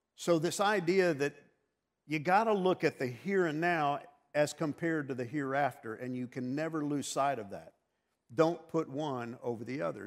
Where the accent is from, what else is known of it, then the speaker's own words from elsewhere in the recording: New York, United States; moved away; also born or lived in Texas; growing up in New York